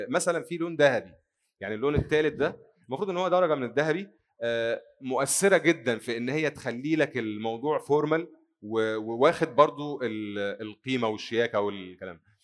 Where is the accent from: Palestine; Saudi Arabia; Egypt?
Egypt; عندنا في مصر